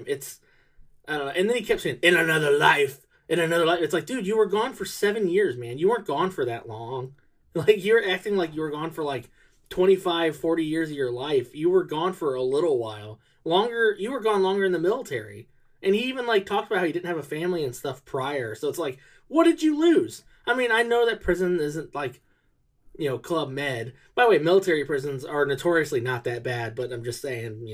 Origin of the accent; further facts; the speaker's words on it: United States; I'm American